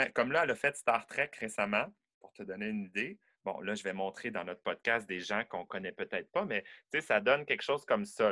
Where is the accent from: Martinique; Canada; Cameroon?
Canada; Quebec City, Quebec; je suis né à Québec, à Beauport, en banlieue de Québec